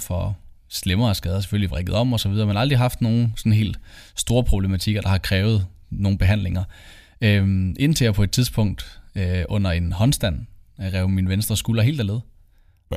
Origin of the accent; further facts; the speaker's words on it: Copenhagen, Capital Region of Denmark, Denmark; moved away as an adult; also born or lived in Aalborg; now in Aarhus, Denmark; Jeg kommer oprindeligt fra København